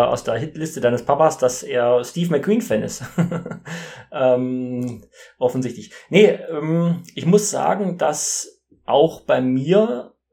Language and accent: German; East Germany, Germany; er ist ja in der DDR, also wir sind ja in der DDR aufgewachsen und in der DDR gab es ja auch Kino.